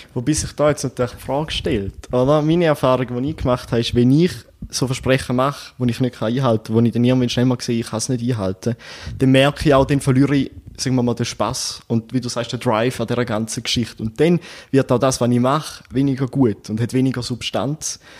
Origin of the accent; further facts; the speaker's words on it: Eastern Switzerland, Switzerland; bei uns in der Ostschweiz